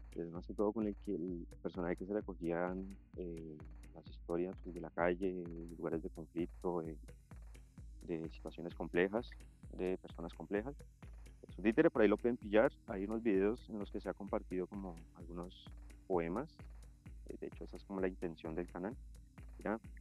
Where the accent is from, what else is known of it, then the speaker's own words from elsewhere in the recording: Colombia; como colombianos